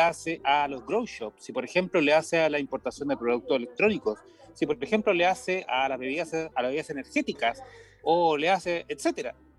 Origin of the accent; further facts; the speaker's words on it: Chile; como ciudadano chileno